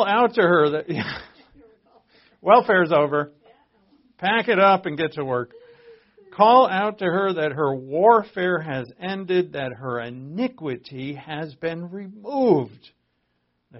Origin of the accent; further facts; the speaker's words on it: Providence, Rhode Island, United States; I was born in Providence, Rhode Island.